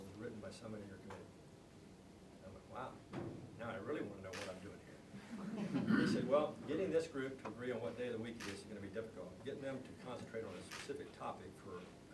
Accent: Austin, Texas, United States; moved away as an adult; I was born and raised here in Austin, went to Travis High School, south of town

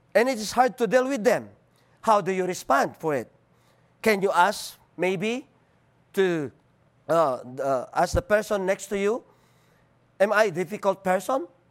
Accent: Philippines; accent: Filipino; English is a second language; I'm Filipino, I'm not American

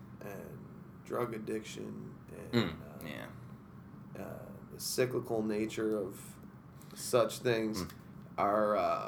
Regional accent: Utica, New York, United States; also born or lived in New Hartford, New York; I'm Utican. Always lived in the city growing up. Went to Donovan, Proctor, MV.

